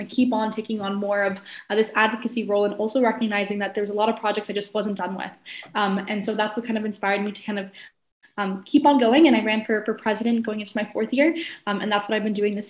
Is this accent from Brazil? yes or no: no; Ottawa, Ontario, Canada; now in Kingston, Canada; I'm originally from Ottawa